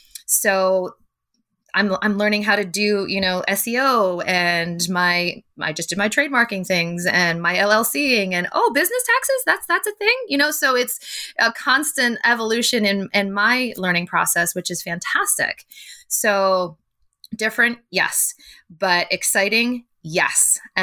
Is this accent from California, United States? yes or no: no; Pennsylvania, United States; also born or lived in Connecticut; So I grew up moving a lot as a kid. My dad is, he just retired last year in the ministry. So I was born in Connecticut. We moved all around Pennsylvania throughout my childhood